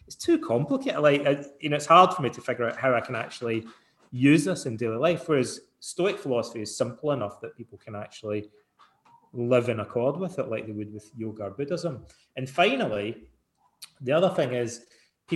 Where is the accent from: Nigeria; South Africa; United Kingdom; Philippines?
United Kingdom; Scotland; when I was a young guy growing up in Scotland